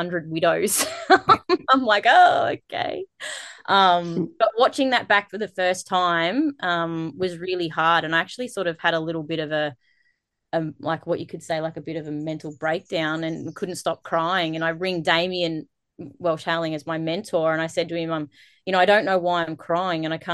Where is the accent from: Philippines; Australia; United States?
Australia; in my hometown, in Walker, where I grew up